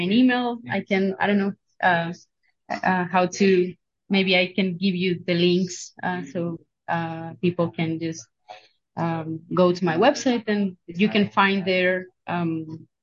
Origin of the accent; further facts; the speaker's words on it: Barranquilla, Atlántico, Colombia; also born or lived in Genoa, Italy / Sweden; I'm teaching at Universidad del Norte in Barranquilla. It's my hometown